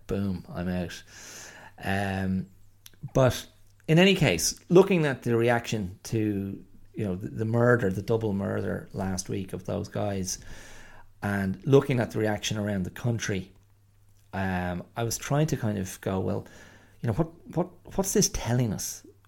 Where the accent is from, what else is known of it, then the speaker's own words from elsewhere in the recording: Ireland; I am Irish